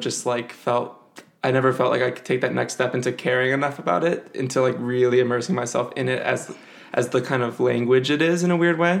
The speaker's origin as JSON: {"language": "English", "town": "Evanston", "region": "Illinois", "country": "United States", "tie": "born or raised there", "said": "I am from Evanston, Illinois, or grew up there at least"}